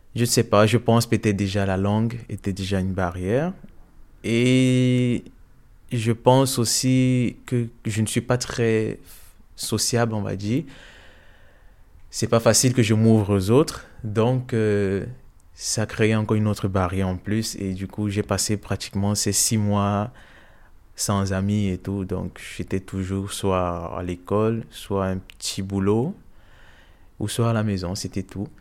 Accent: Cameroon; moved away as an adult; also born or lived in Odessa, Ukraine; now in Brussels, Belgium; je suis originaire du Cameroun

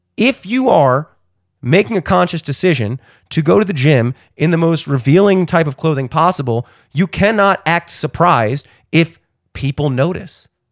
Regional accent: Towson, Maryland, United States; I'm fucking from Towson

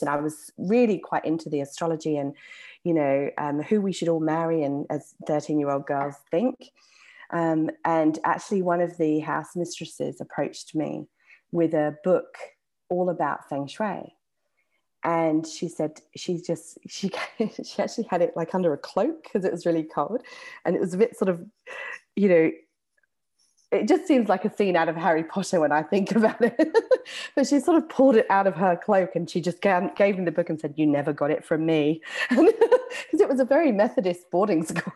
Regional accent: England, United Kingdom; accent: English; my English accent

